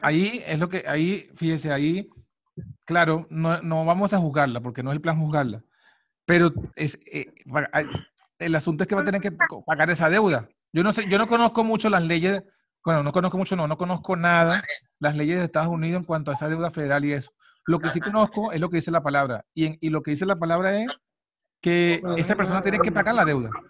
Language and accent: Spanish; Venezuela; moved away; uno en Latinoamérica, en Venezuela, porque yo soy de Venezuela